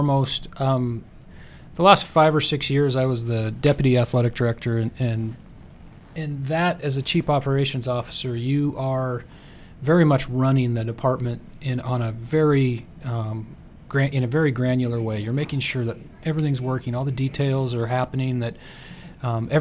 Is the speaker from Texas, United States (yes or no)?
no; Spokane, Washington, United States; also born or lived in Los Angeles; I'm actually from Spokane